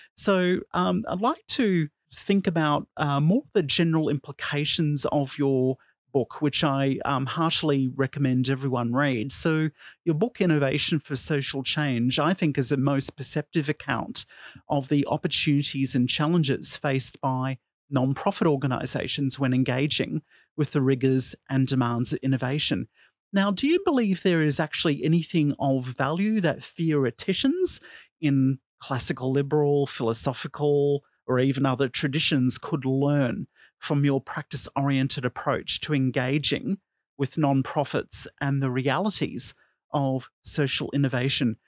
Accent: Australia; my home country of Australia

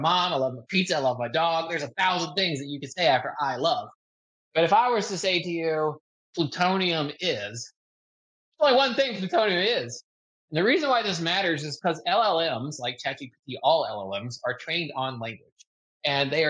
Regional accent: United States; I'm American

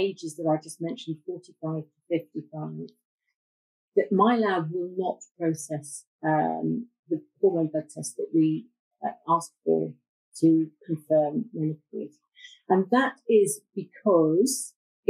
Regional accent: Bath, South West England, United Kingdom; moved away; I was brought up in Bath

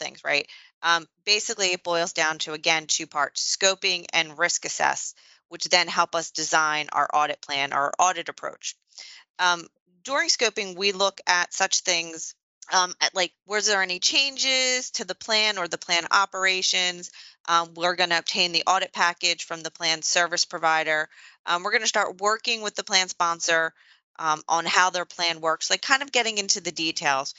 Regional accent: Northeast, United States; I'm from the Northeast

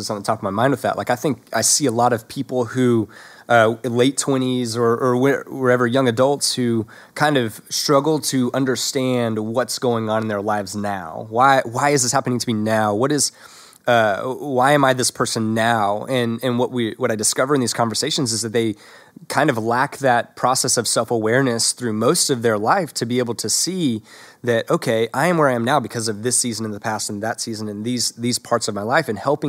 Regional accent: the South, United States; accent: Southern; I went through a season of ridding myself of my Southern accent

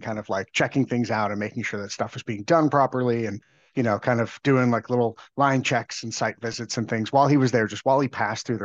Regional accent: Long Island, New York, United States; I grew up on Long Island in New York

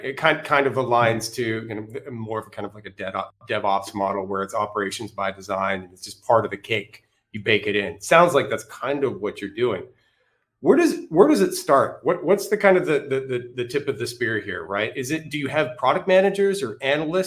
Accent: Canada; I'm Canadian

